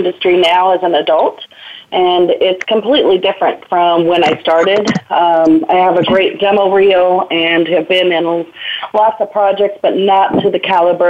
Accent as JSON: {"language": "English", "town": "San Diego", "region": "California", "country": "United States", "tie": "born or raised there", "said": "I was born and raised in San Diego"}